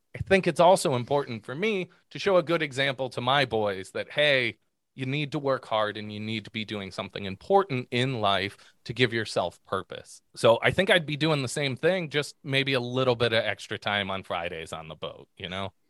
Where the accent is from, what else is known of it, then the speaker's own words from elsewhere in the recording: Pittsburgh, Pennsylvania, United States; now in Southwest Michigan, United States; growing up in Pittsburgh